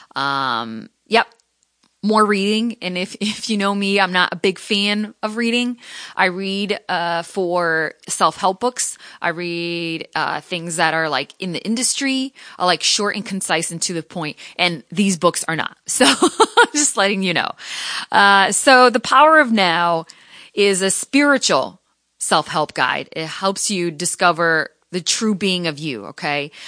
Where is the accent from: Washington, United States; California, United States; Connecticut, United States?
Connecticut, United States; moved away as an adult; also born or lived in Providence / Seattle; I was the first in my family to ever go to college, to go to a, a, you know, a university, to move out from Connecticut